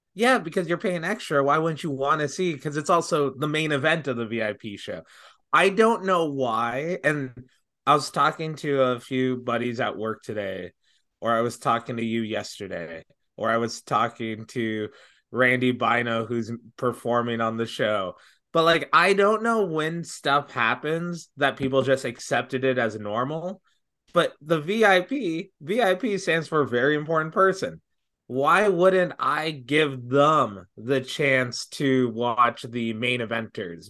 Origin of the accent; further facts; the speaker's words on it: Brampton, Ontario, Canada; I'm from Brampton.